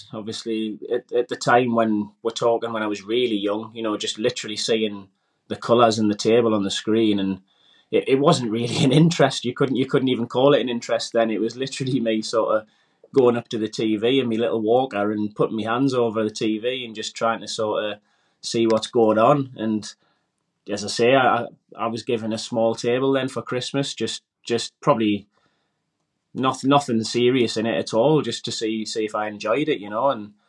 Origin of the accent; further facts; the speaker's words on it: Wallsend, North East England, United Kingdom; Grew up in a small town, Walls End in Newcastle, and just basically grew up like everybody else in a normal sort of working class housing